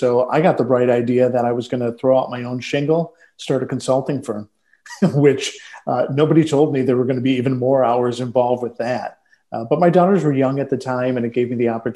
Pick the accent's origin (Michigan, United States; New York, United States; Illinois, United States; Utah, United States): Michigan, United States; Detroit; born and raised in Detroit, Michigan